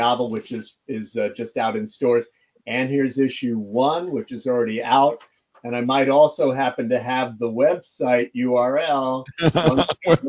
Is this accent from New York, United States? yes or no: yes; New York, United States; I'm from New York